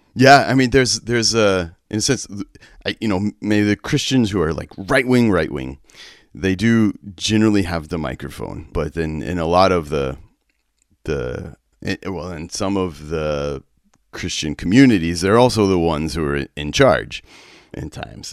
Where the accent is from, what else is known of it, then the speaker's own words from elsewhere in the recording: West Texas, United States; I grew up in West Texas